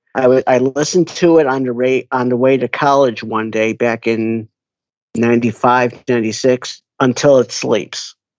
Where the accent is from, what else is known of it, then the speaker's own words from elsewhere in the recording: Skokie, Illinois, United States; It's a suburb called Skokie. It's just north of uh, Chicago